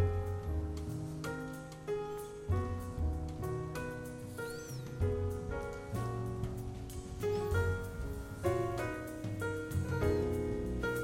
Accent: Southwest Oklahoma, United States; I was a little kid growing up in Southwest Oklahoma, small town

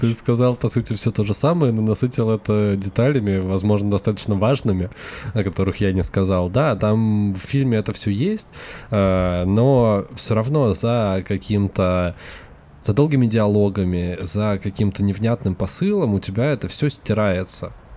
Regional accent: Russia; мы вернулись, вернулись в Россию

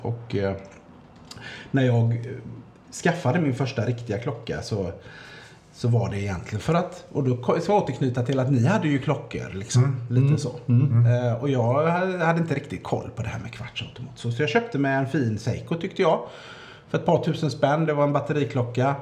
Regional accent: Gothenburg, Västra Götaland, Sweden; jag är uppvuxen i, i Majna

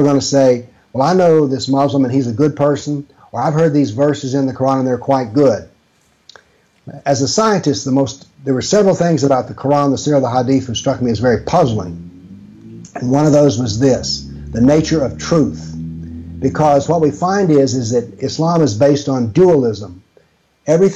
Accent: United States; accent: American; my American accent

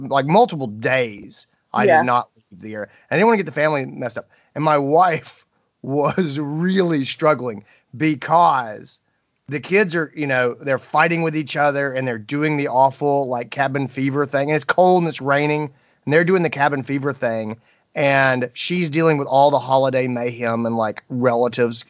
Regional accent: Greenville, South Carolina, United States; here in my hometown, Greenville, South Carolina

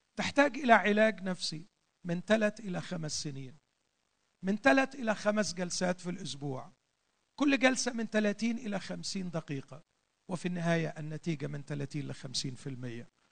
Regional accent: Egypt; عندنا في مصر

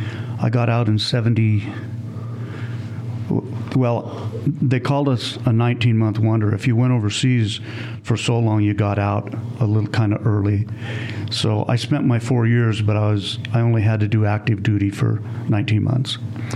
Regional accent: Reno, Nevada, United States; I was born in Reno, and grew up in Reno.

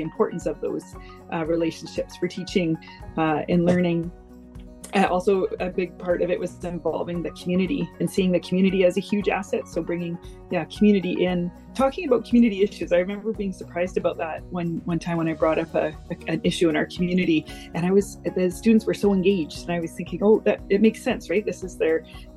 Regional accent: Richmond, British Columbia, Canada; now in Gulf Islands, Canada; I've been living in the Gulf Islands for over 20 years now, but I grew up in Richmond.

